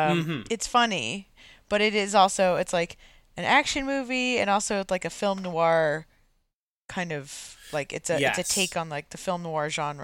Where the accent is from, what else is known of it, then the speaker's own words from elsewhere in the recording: San Diego, California, United States; also born or lived in Atlanta; I grew up in San Diego and it is weird. Like I moved there when I was 8 from Atlanta, which like, you know, isn't super wintry, but it has snow and stuff.